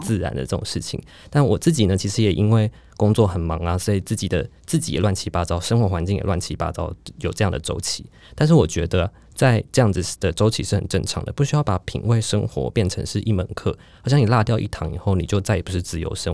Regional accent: Taipei, Taiwan; 因为我是台北人嘛

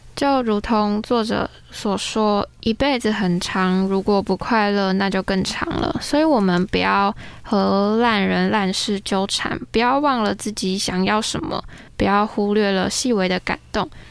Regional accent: Tainan, Taiwan; moved away; 我上个礼拜回台南，因为我是台南人

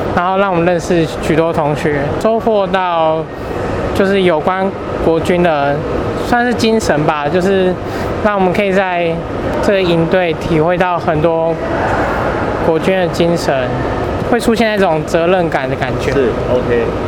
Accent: Yilan County, Taiwan; 我是淡江大学的学生，我来自宜兰

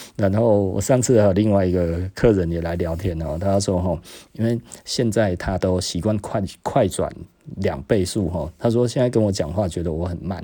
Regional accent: Taiwan; 我就是台湾人嘛

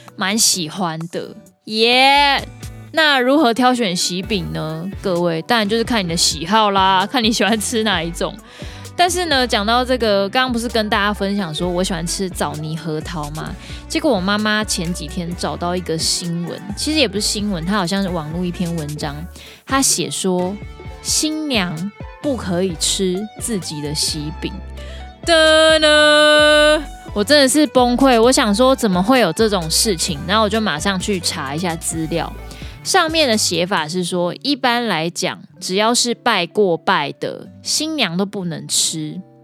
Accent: Taiwan; 身为台湾人

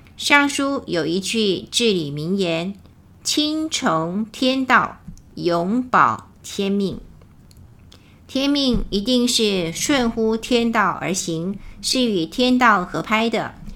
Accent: Taiwan; 我们台湾人讲到共产党可能很不屑

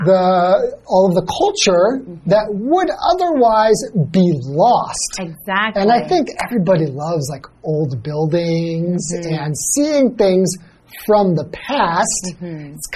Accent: California, United States; I'm from California.

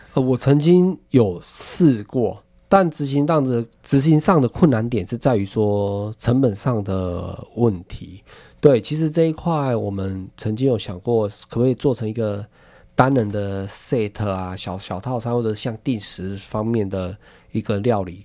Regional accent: Taiwan; also born or lived in Taichung; 我们台湾人

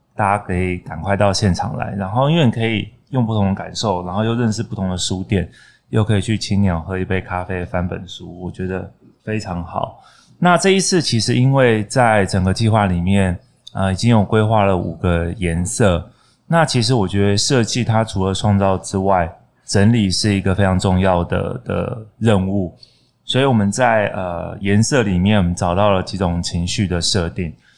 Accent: Donggang, Pingtung County, Taiwan; 在我老家旁边的漫画店。屏东东港

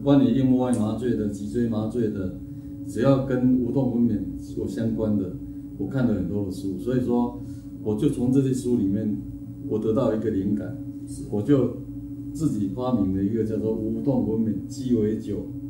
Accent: Xinying, Tainan, Taiwan; moved away as an adult; 我很可能会回来我的家乡开业

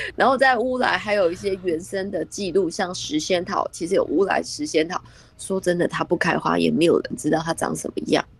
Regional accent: Taiwan; 咱们台湾

